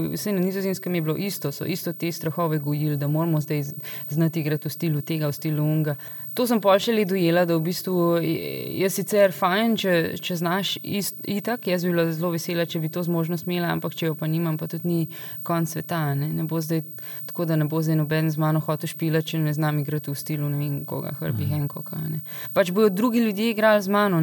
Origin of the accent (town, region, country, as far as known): Slovenia; moved away